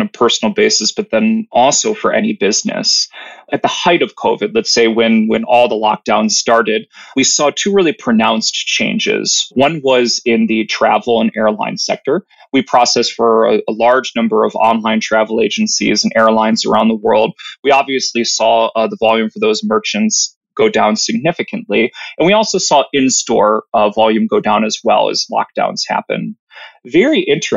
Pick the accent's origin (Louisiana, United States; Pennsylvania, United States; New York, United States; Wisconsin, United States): Wisconsin, United States; moved away as an adult; now in California, United States; I'm from the fine state of Wisconsin. So I come from the Midwest